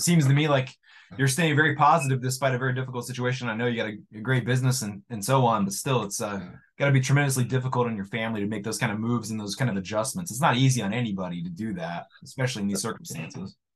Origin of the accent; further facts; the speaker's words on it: United States; I'm an American